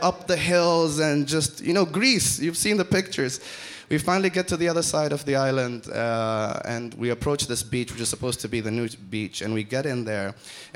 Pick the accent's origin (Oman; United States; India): Oman; I'm from Oman